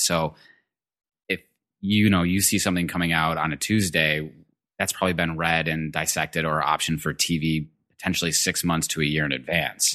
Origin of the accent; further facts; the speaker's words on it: Detroit, Michigan, United States; I'm originally from Michigan. I grew up in a suburb in Detroit.